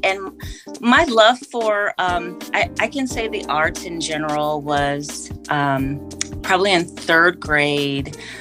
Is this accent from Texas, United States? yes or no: no; San Francisco Bay Area, California, United States; also born or lived in Oakland / Daly City; I can claim the entire Bay Area. When I say that, I mean, I was born in San Francisco at St. Luke's Hospital